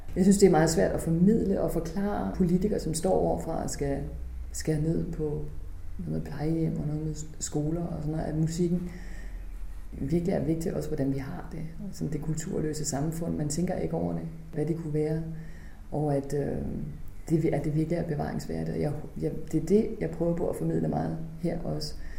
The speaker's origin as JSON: {"language": "Danish", "town": "Holstebro", "region": "Central Denmark Region", "country": "Denmark", "tie": "born or raised there", "moved": "yes"}